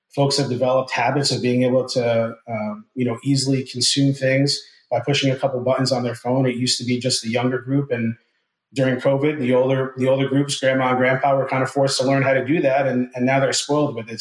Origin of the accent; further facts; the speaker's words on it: New Jersey, United States; moved away as an adult; now in Ponte Vedra Beach, United States; I'm born and raised in New Jersey, uh, moved down here to Northeast Florida about six uh, years ago